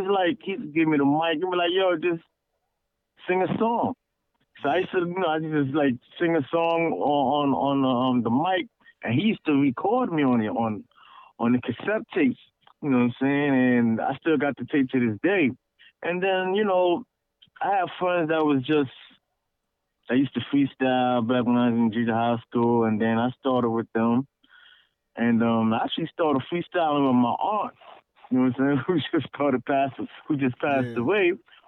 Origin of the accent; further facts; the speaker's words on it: Brooklyn, New York, United States; I mean, I come from a West Indian household